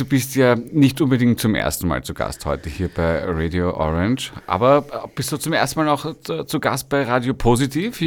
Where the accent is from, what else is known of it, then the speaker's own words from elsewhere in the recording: Vienna, Austria; Kind des ersten Bezirks